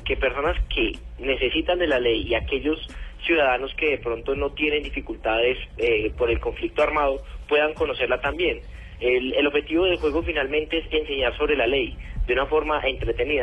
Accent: Colombia; como colombiano

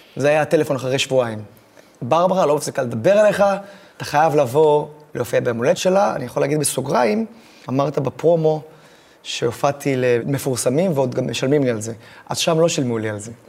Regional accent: Israel; אני מישראל

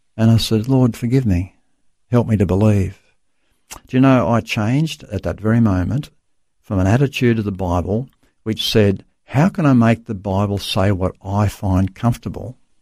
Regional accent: Dubbo, New South Wales, Australia; I was born in Dubbo, central New South Wales, Australia. So, uh, yeah, country boy

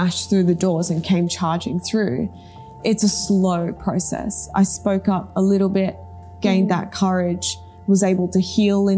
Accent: Australia; English is a second language; also born or lived in Japan; I moved to Australia, I didn't speak English at all. So there was that language barrier to have to, you know, overcome as well. And then I was being brought up by my Taiwanese mother in a very westernized Australian society

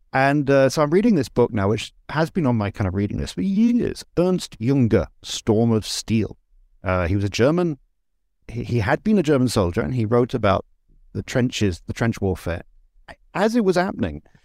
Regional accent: England, United Kingdom; moved away as an adult; I grew up in England, but I, I left in nineteen ninety

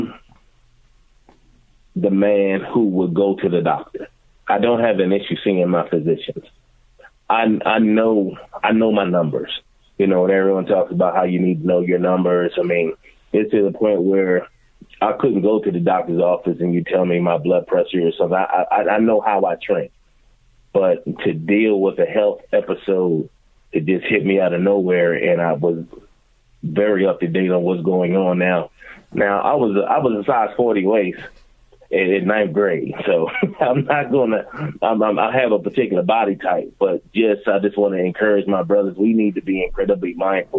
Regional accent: Philadelphia, Pennsylvania, United States; now in Washington, D.C., United States; Growing up in Philadelphia, those are some of the best times of my life

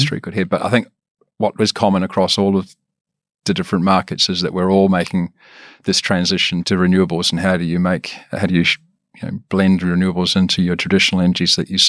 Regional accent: Wellington, New Zealand; Originally from New Zealand, so from Wellington. Yep. That's my home.

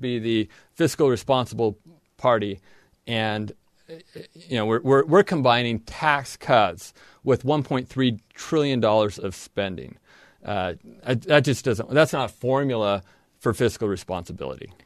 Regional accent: southern Idaho, United States; moved away as an adult; now in Logan, Utah, United States; I grew up in southern Idaho

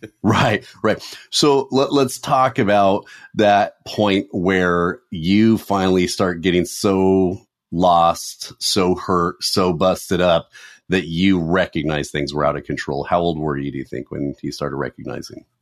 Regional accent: Southern California, United States; me growing up in Southern California

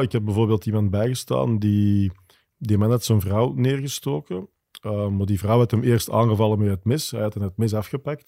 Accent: Wilrijk, Flanders, Belgium; Ik ben afkomstig van Wilrijk, dus dat gaat zoals het hoort van grootvader op vader op, op kleinzoon

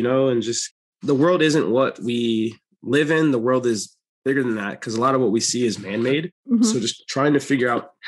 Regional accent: Jamaica; now in North Carolina, United States; I'm actually Jamaican

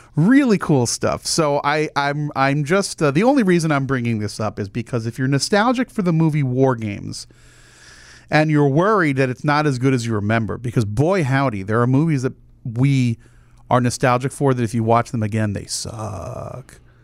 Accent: New Jersey, United States; I grew up in New Jersey

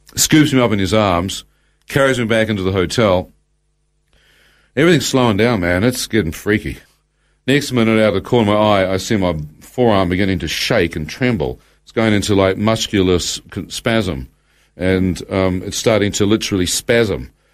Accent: New Zealand; as a New Zealander

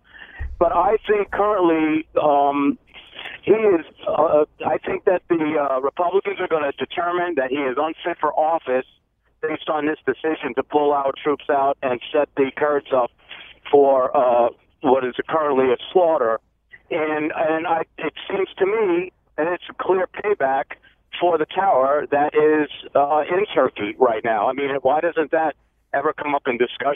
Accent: New York, United States; now in Massachusetts, United States; I'm originally from New York

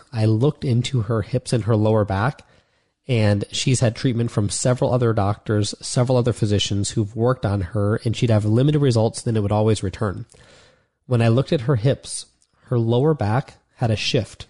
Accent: Ohio, United States; moved away as an adult; also born or lived in Florida; I'd been in Florida for the past four years, even though I'm from Ohio

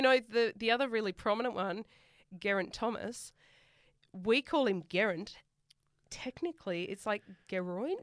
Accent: Sydney, New South Wales, Australia; accent: bogan; moved away; I'm from Western Sydney

